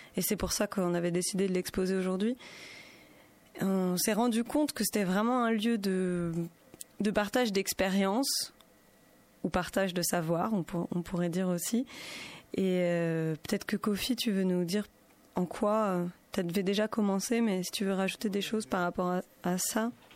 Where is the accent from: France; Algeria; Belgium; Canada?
France; Paris, Île-de-France; moved away as an adult; now in Grenoble, France; je suis pas originaire de Grenoble, je suis originaire de Paris et accueillie dans cette ville depuis quelques années